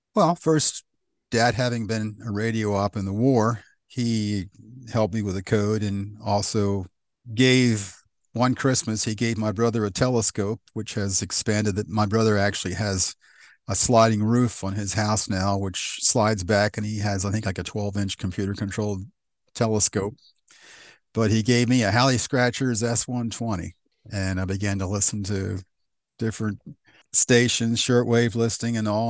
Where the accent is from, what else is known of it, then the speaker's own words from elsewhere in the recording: West Chester, Pennsylvania, United States; also born or lived in Downingtown, Pennsylvania; I was born in Westchester, uh, what was Memorial Hospital, which no longer exists.